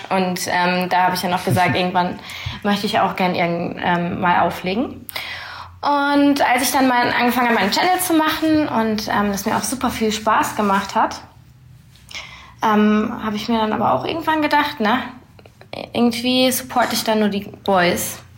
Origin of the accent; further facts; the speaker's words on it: Berlin, Germany; ich komme aus Berlin.